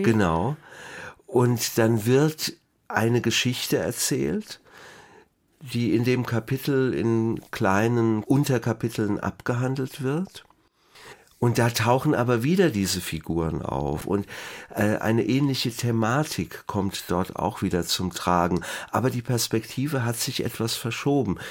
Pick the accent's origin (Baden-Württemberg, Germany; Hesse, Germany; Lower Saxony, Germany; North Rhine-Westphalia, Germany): Hesse, Germany; Wiesbaden; Ich bin in Biebrich aufgewachsen